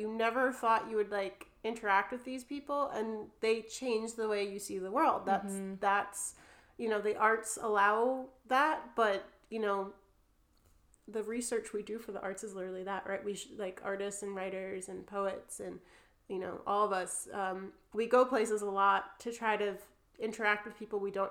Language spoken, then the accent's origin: English; New Jersey, United States; accent: New Jersey; moved away as an adult; now in United Kingdom; With my New Jersey accent